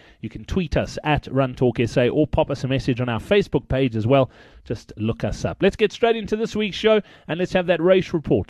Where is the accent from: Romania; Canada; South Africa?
South Africa; Johannesburg, Gauteng; I'm from Joburg, right?